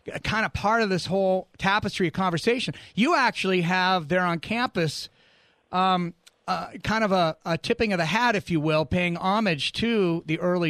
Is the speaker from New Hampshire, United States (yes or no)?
yes; New Hampshire, United States; moved away; also born or lived in Arizona; we moved to New England, to New Hampshire, where I grew up